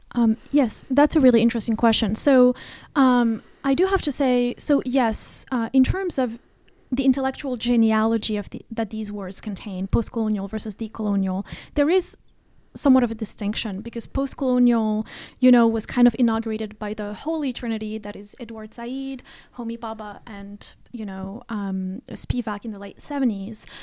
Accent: Rabat, Rabat-Salé-Kénitra, Morocco; moved away as an adult; now in United States; I was, uh, born and raised in Morocco, uh, in Rabat particularly

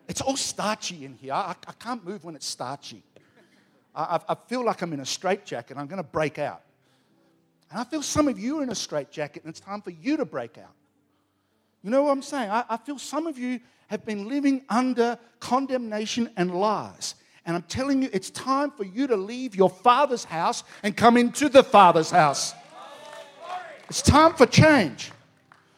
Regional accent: Australia; I'm an Aussie.

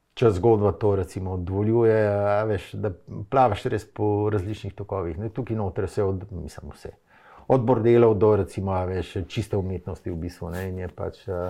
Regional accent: Ljubljana, Slovenia; sem jaz Ljubljančan, sem se vozil v Škofijo, lahko to športno gimnazijo

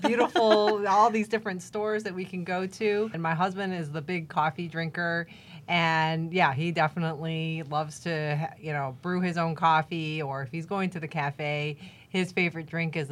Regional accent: Cleveland, Ohio, United States; I'm from Cleveland, Ohio

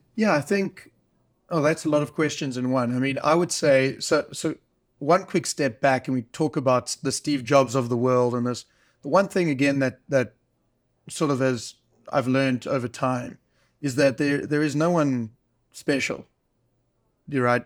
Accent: South Africa; moved away; it wasn't a push away from South Africa and Africa. I love, you know, this is my home country

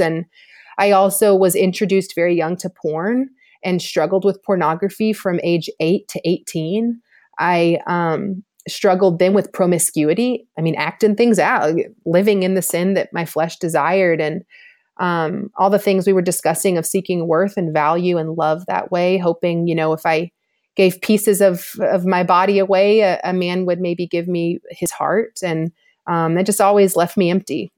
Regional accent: Georgia, United States; also born or lived in Louisiana; I grew up here in Georgia

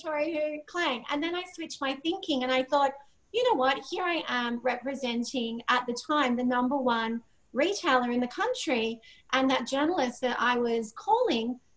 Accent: Sydney, New South Wales, Australia; I'm a girl from Sydney, Australia. I came from a normal upbringing

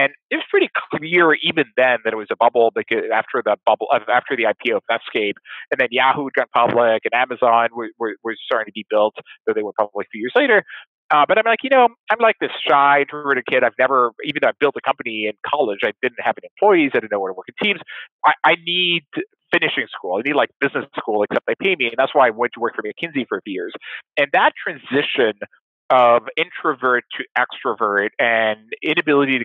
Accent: Nice, Provence-Alpes-Côte d'Azur, France; also born or lived in Paris; I grew up in Nice

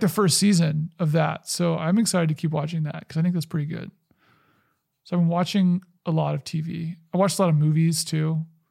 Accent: the South, United States; I grew up in the South

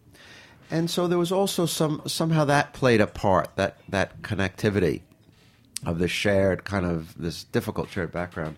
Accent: New York, United States; I'm a New Yorker, born and raised

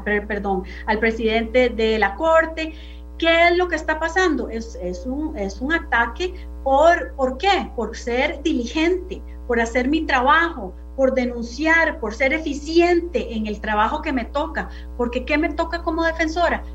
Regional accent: Costa Rica

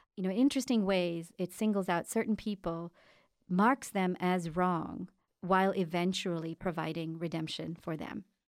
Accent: India; moved away; I was born and raised in India.

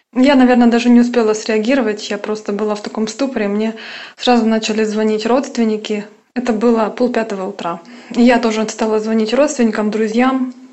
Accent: Kyiv, Ukraine; also born or lived in Mytishchi, Moscow Oblast, Russia; Я сама из Киева

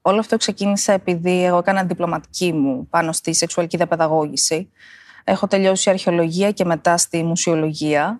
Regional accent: Ioannina, Epirus, Greece; είμαι από τα Γιάννα και μένω στα Γιάννενα

